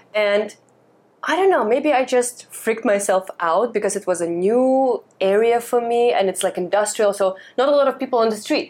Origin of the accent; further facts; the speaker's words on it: Russia; now in Hong Kong; I grew up in Russia.